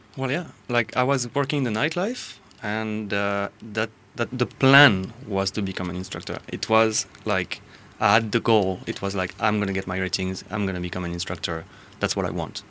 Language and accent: English; Corsica, France; moved away; I am from France, originally from Corsica